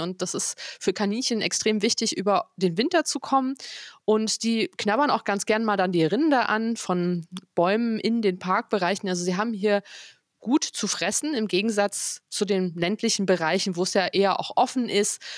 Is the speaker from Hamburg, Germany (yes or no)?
no; near Potsdam, Brandenburg, Germany; moved away as an adult; now in Frankfurt, Germany; Ich bin ja eigentlich aus der Nähe von Potsdam